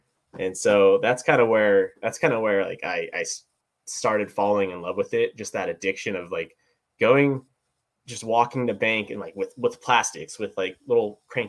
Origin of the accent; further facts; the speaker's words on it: Ridgecrest, California, United States; moved away as an adult; also born or lived in Petaluma, California; So I'm from Southern California, actually. I'm from this little town in the middle of nowhere called Ridgecrest, California. It's just east of Lake Isabella.